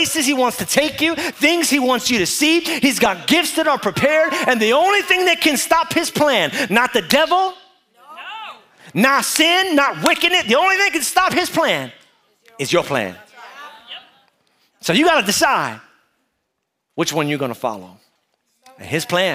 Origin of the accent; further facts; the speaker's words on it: New York City, New York, United States; moved away; I was from New York, born and raised in Brooklyn